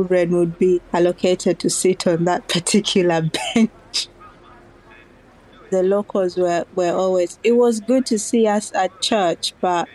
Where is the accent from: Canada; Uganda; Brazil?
Uganda; moved away as an adult; now in United Kingdom; when I was growing up in Uganda